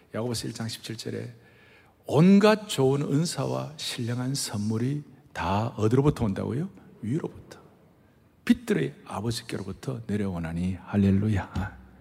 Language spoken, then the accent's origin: Korean; southern Korea, South Korea; accent: southern; 저희들 같은 경우는 저 남쪽에 태어난 사람들은 이 말이 말이에요. 따박따박 분명하지가 않는 거예요